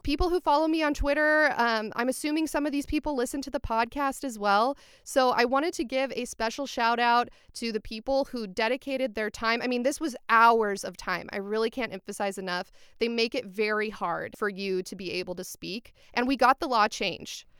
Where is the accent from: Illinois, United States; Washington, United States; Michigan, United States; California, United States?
California, United States; born and raised in California